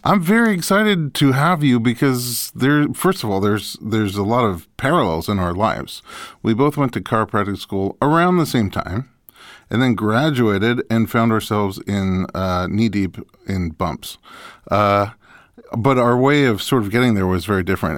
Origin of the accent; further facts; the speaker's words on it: New York, United States; I grew up in New York, which also gets snow and ice